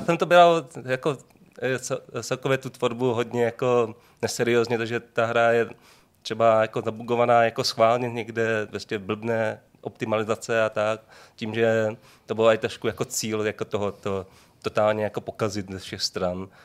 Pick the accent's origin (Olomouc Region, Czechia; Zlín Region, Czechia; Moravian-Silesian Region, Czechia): Moravian-Silesian Region, Czechia; Šenov; also born or lived in Brno; pocházím ze Šenova, což je malý jako městečko vedle Ostravy